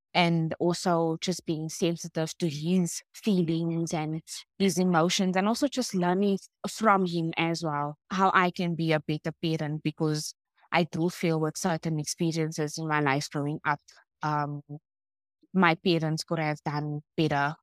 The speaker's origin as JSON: {"language": "English", "town": "Cape Town", "region": "Western Cape", "country": "South Africa", "tie": "born or raised there", "said": "I grew up in Claremont"}